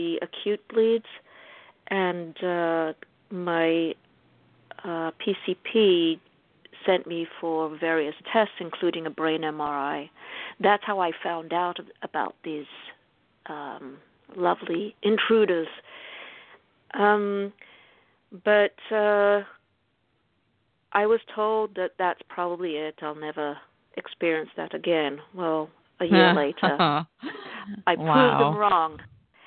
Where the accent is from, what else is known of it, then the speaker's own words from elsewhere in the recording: Israel; moved away as an adult; also born or lived in England; now in United States; I was born in England and grew up in Israel. I came to the U.S.